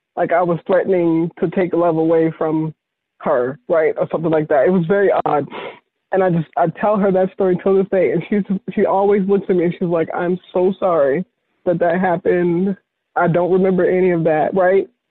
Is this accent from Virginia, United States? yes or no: yes; Virginia, United States; moved away; I moved away from Virginia